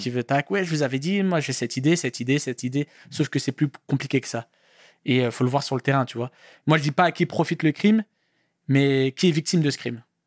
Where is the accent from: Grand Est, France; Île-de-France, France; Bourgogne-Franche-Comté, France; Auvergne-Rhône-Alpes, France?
Île-de-France, France; Paris; je viens de Paris, Paris Centre. D'accord. Je, suis du centre de Paris